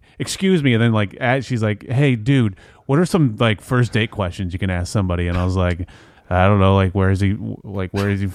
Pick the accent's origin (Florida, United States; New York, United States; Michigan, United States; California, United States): Michigan, United States; moved away; where are you from? I was like, Michigan.